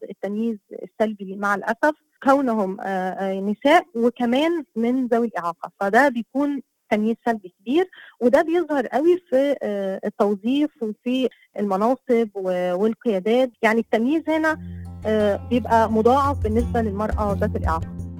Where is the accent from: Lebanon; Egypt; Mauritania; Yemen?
Egypt; Asyut Governorate; now in Cairo, Egypt; أنا مصرية وأساسا من صعيد مصر من محافظة أسيوط